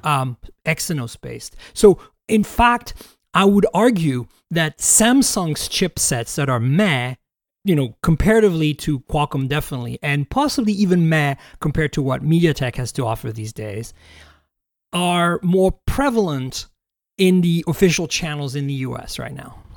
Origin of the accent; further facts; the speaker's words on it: Canada; now in United States; I'm Canadian